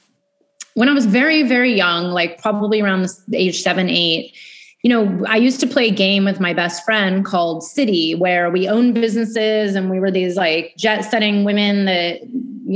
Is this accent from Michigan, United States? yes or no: no; Bay Area, California, United States; moved away as an adult; also born or lived in New York City; I grew up in California in the Bay Area.